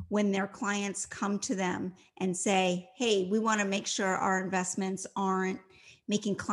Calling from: Ocean City, Maryland, United States; So, right now, I am in Ocean City, Maryland. I have escaped the uh, Washington, D.C. region where I live, and I'm spending some time here.

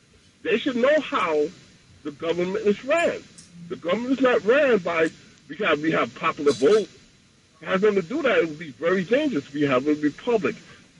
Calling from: Queens, New York, United States; I'm from Queens.

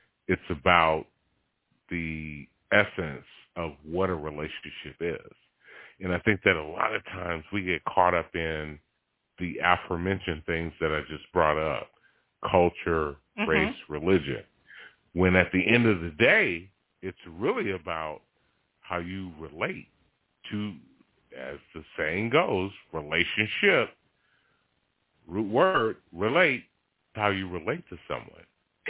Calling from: Stone Mountain, Georgia, United States; I'm from Stone Mountain, Georgia.

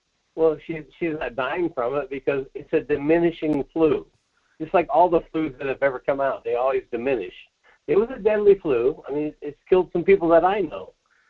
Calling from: Soldotna, Alaska, United States; Hey, this is … from Soldotna.

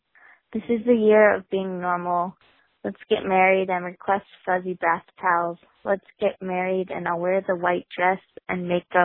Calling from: Bellingham, Washington, United States; I'm calling from Bellingham, Washington

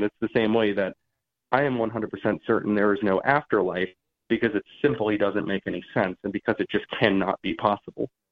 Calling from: Georgia, United States; I'm calling from Georgia

